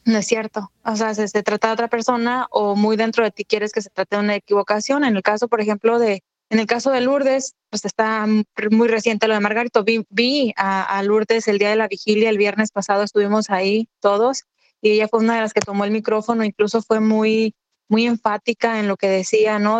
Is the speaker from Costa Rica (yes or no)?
no; Michoacán, Mexico; also born or lived in Baja California; now in Tijuana, Mexico; Yo soy de Michoacán